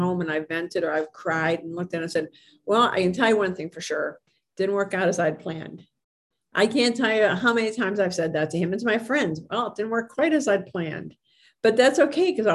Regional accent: Hermitage, Pennsylvania, United States; I'm from Hickory Hermitage, but it's in Sharon, Pennsylvania

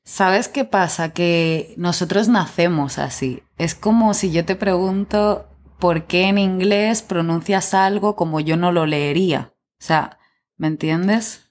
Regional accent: Catalonia, Spain; moved away

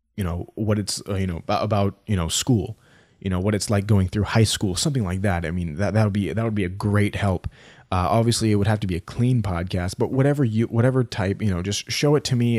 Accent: United States; I'm from the United States

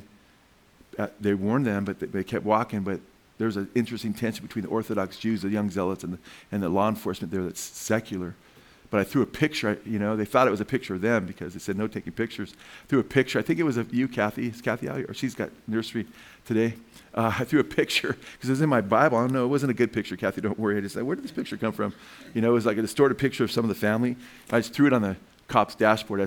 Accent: United States; I'm American

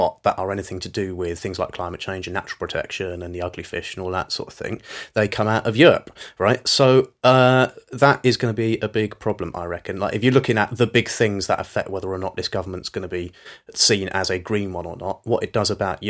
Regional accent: United Kingdom; because we're British, we get special treatment

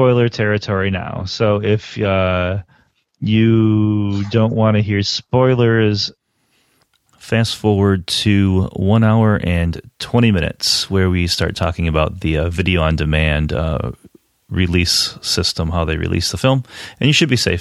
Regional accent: United States; as an American

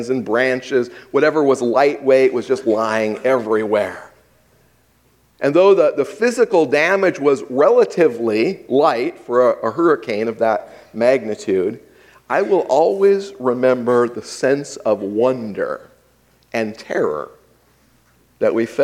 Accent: Hawaii, United States; I grew up in Hawaii

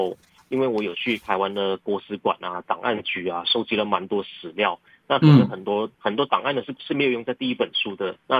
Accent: Ipoh, Perak, Malaysia; now in Taiwan; 他跟我一样是来自马来西亚的，而且我们的同乡就是来自马来西亚一个叫怡保的地方

